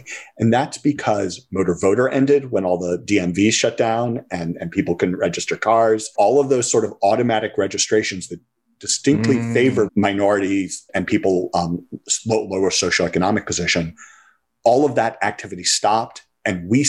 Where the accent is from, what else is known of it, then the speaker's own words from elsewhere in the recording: St. Louis, Missouri, United States; when I was a kid growing up in the St. Louis suburbs